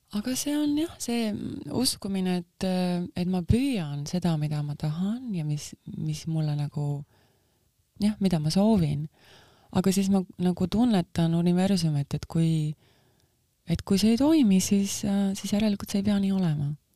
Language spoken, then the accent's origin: Estonian; Estonia; also born or lived in New York, United States; now in Miami, United States; ma kasvasin üles siin Nõukogude sellises äh, karmi meeleoluga kritiseerivas ühiskonnas